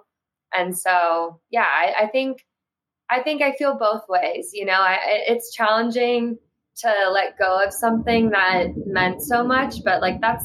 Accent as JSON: {"language": "English", "region": "Florida", "country": "United States", "tie": "born or raised there", "said": "I grew up in Florida"}